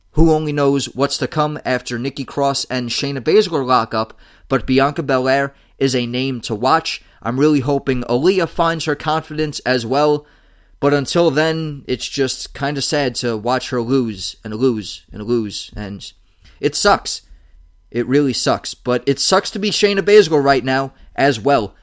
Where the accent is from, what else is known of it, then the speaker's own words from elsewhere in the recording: United States; as an American